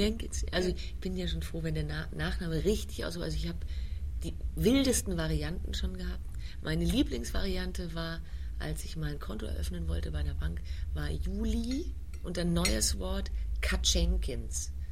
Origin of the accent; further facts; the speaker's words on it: Heidelberg, Baden-Württemberg, Germany; also born or lived in Vienna; nicht in England oder Wales aufgewachsen, sondern in Heidelberg in Süddeutschland